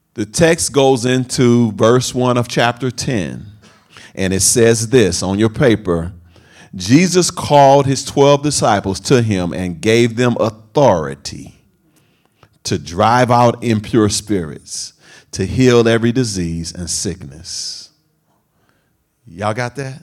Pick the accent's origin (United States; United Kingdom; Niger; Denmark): United States; Oakland, California; this is where I come from Sabrani Park, East Oakland